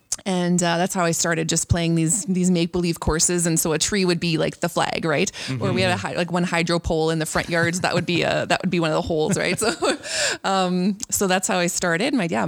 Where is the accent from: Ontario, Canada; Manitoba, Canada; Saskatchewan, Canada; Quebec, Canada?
Manitoba, Canada; Anola; I grew up just outside of Enola, east of Oak Bank. About 10 miles east of Oak Bank. So we had a 5-acre lot, quite a bit of grass, some bush and a lot of sprinkled out trees. So lots of single trees.